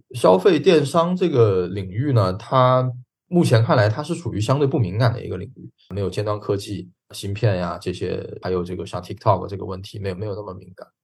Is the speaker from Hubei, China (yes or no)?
no; Nanchang, Jiangxi, China; moved away; 我老家南昌